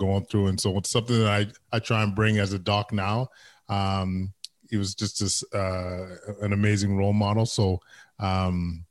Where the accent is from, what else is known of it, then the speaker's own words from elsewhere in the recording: Edmonton, Alberta, Canada; English is a second language; I am a proud Edmontonian, born and raised in Edmonton, West End, West Side, Aldergrove